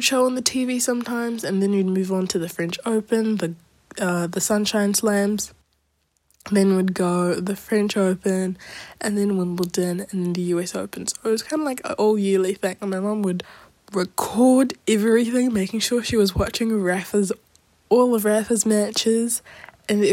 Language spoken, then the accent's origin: English; Auckland, New Zealand; also born or lived in Wellington, New Zealand; being from Wellington, I did grow up in Auckland